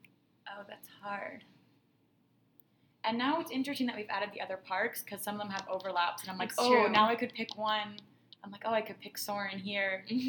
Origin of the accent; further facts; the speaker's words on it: Canada; We're from Canada